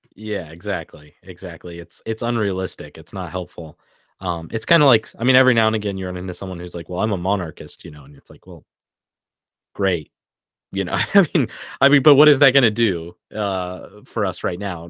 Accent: United States; I'm an American

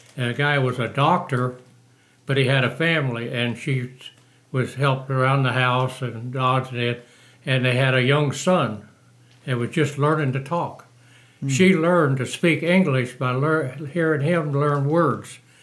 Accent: Moberly, Missouri, United States; moved away as an adult; also born or lived in Tucson, Arizona / Texas; I was born in Moberly, Missouri

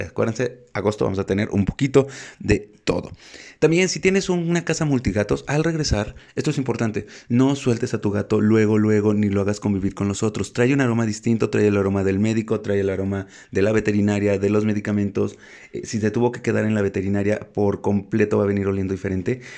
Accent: Mexico; en México tenemos que llevar a los gatos al veterinario

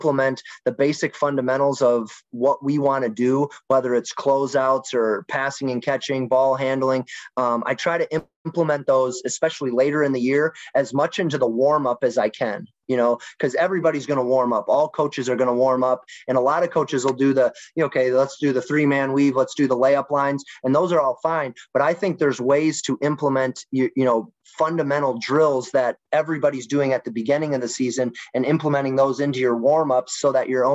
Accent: Wisconsin, United States; now in St. Charles, Missouri, United States; My younger years, I grew up in Wisconsin.

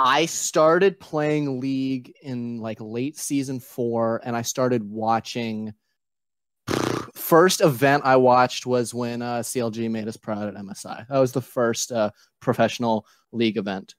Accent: Richmond, Virginia, United States; I'm from Richmond, Virginia.

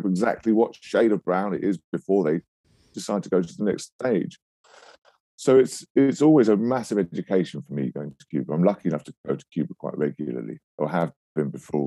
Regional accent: London, United Kingdom; I was born in London

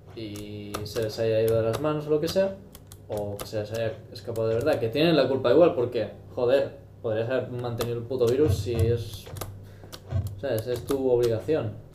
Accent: Spain; somos unos confiados los de España aquí plan, que ¿qué, Somos españoles

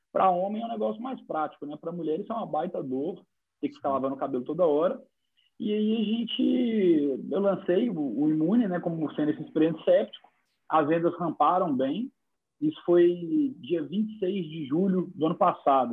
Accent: Minas Gerais, Brazil; eu sou mineiro

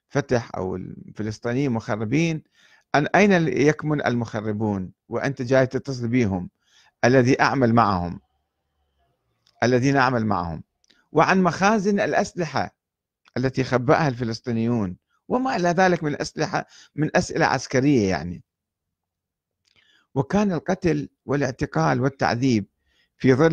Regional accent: Iraq; فقلت له أنا عراقي وأريد الذهاب إلى صيدا في الجنوب

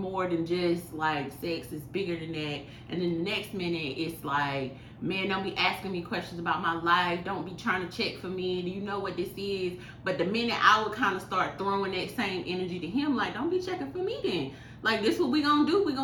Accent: the South, United States; I'm from the South

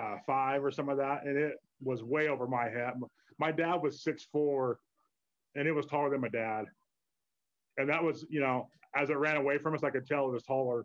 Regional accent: Hyde Park, Utah, United States; Well, I grew up in Hyde Park.

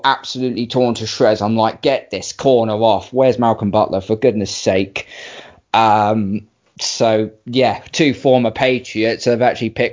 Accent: United Kingdom; I'm British

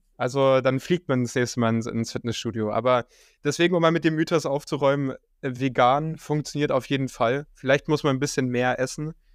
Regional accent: Bavaria, Germany; also born or lived in East Germany; now in Berlin, Germany; ich bin zwar in Bayern aufgewachsen, aber meine ganze Family und, und, und ich bin auch da geboren, ein alter Ossi.

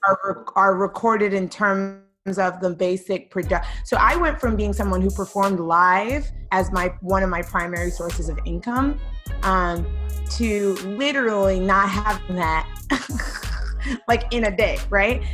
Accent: New York City, New York, United States; I grew up in East New York, Brooklyn, and I've lived in New York whole life. I have never left.

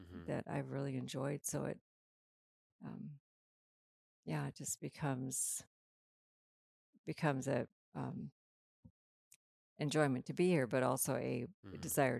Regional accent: Minnesota, United States; moved away; we grew up in Minnesota on the prairie

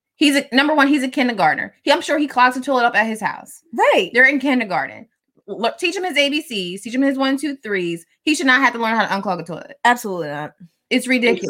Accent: Delaware, United States; also born or lived in Philadelphia, Pennsylvania; I was born in Philly. I just happened to live in Delaware. Granted, I have lived in Delaware longer than I was in Philly

